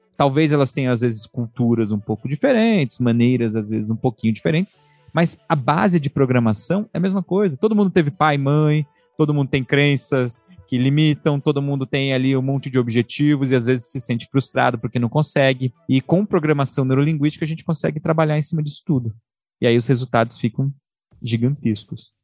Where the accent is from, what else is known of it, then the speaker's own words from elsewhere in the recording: São Paulo, Brazil; A gente é de São Paulo